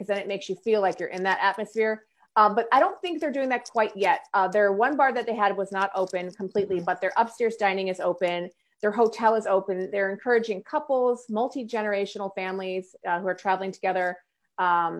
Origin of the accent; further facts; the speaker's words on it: United States; as an American